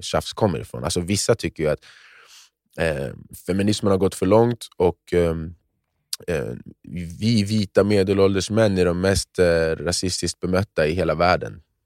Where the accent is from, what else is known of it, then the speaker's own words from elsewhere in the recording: Sweden; jag är uppfostrad i Sverige